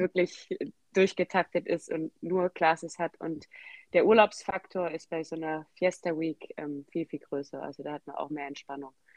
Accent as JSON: {"language": "German", "area": "Swabia", "region": "Baden-Württemberg", "country": "Germany", "accent": "Swabian", "said": "ich komme aus dem Schwabenland, was man sicher auch gehört. Ich bemühe mich zwar Hochdeutsch zu sprechen"}